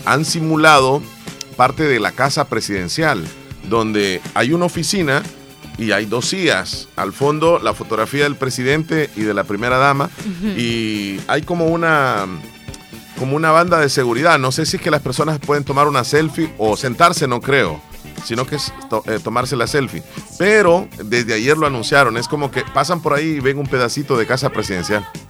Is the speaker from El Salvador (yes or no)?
yes; El Salvador; nuestro país, El Salvador